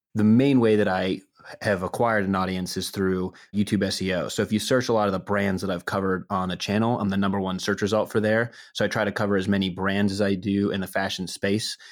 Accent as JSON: {"language": "English", "town": "Pittsburgh", "region": "Pennsylvania", "country": "United States", "said": "I am from Pittsburgh originally"}